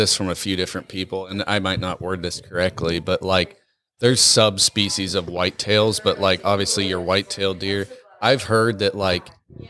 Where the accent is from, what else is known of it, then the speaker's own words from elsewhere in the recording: Nebraska, United States; now in Iowa, United States; growing up in Nebraska